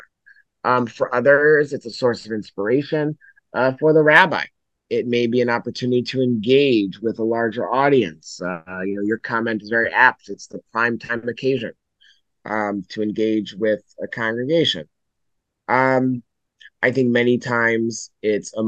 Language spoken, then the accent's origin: English; Pikesville, Maryland, United States; now in Lower Merion, United States; I was born in Lower Merion, and now my family has returned to Lower Merion, where I am at mm-hmm. Gratz College. But I grew up principally in Baltimore, in Baltimore County, the Pikesville area